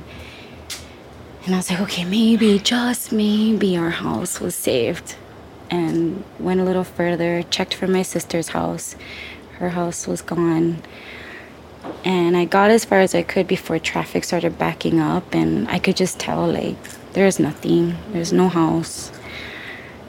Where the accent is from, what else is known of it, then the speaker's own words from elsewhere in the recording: Lahaina, Hawaii, United States; I'm born and raised in Lahaina